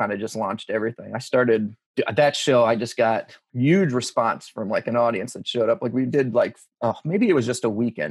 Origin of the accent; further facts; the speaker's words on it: Long Island, New York, United States; moved away as an adult; also born or lived in Ohio; growing up on Long Island in the 90s